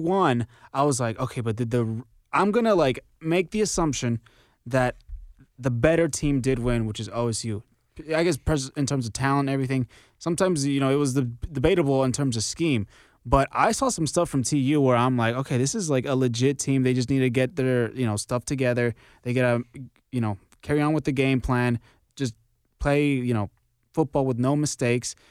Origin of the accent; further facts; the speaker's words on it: Texas, United States; now in Oklahoma, United States; I am from Texas